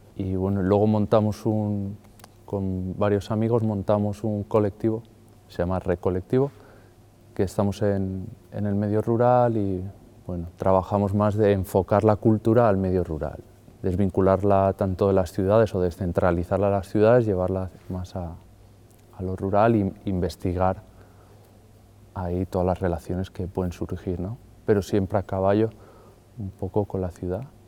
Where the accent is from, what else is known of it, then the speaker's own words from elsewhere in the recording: Madrid, Community of Madrid, Spain; moved away as an adult; also born or lived in Barcelona / Colombia; now in Asturias, Spain; soy de Madrid